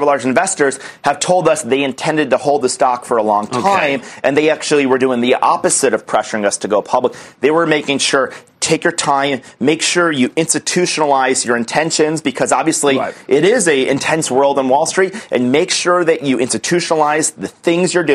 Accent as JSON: {"language": "English", "town": "Albany", "region": "New York", "country": "United States", "tie": "born or raised there", "said": "I'm from the East Coast. I grew up in Albany, New York"}